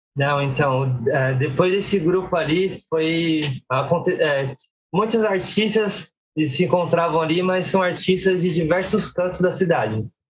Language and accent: Portuguese; Guarulhos, São Paulo, Brazil; sou nasci em Guarulhos